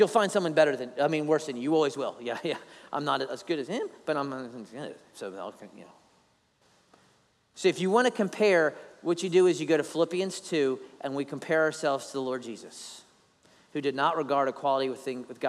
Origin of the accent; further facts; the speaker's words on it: Philadelphia, Pennsylvania, United States; now in Savannah, United States; I'm not even Italian, even though I'm from Philly